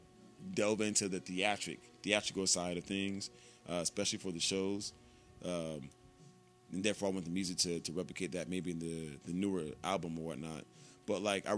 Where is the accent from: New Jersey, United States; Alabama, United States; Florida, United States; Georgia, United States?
Georgia, United States; Atlanta; I'm from Atlanta